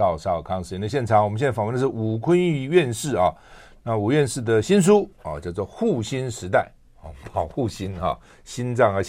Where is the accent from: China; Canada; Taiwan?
Taiwan; 我们一个台湾人到美国去能够这样，真的不容易哈。